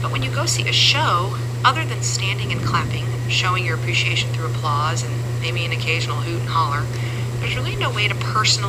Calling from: Avon, Indiana, United States; I'm calling from Avon, Indiana

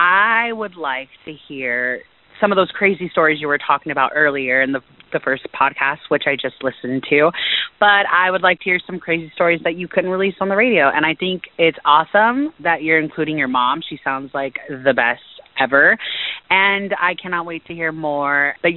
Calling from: San Diego, California, United States; I am calling from San Diego, California.

